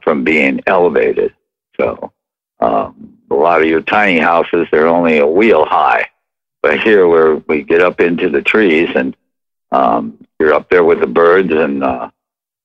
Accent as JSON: {"language": "English", "region": "Midwest", "country": "United States", "tie": "born or raised there", "moved": "yes", "said": "I grew up in the Midwest and there wasn't really tree houses where I was"}